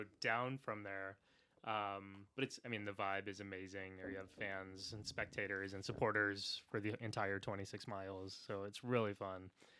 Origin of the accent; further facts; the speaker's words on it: San Antonio, Texas, United States; now in New York City, United States; I'm born and raised in San Antonio, Texas. Sikh American, so follow the Sikh tradition.